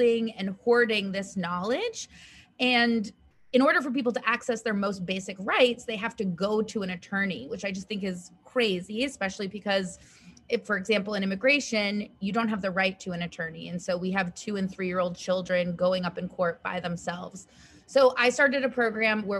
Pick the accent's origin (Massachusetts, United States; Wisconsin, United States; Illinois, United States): Massachusetts, United States; Western; also born or lived in China; a white, cisgendered, middle-class woman growing up in Western Massachusetts